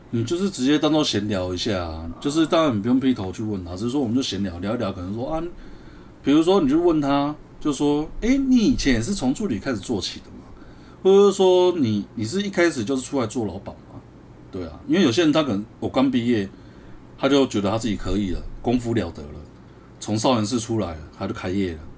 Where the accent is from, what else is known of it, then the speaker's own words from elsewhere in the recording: Taiwan; 我们台湾人的心态